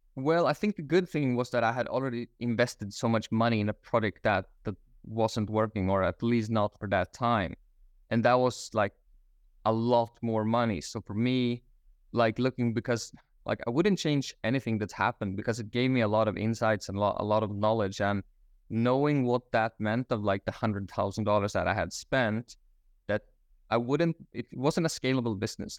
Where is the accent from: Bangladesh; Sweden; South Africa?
Sweden; Stockholm, Stockholm County; moved away as an adult; also born or lived in Australia; now in Bali, Indonesia; I am originally from Stockholm, Sweden. Uh, I was living there up until my twenties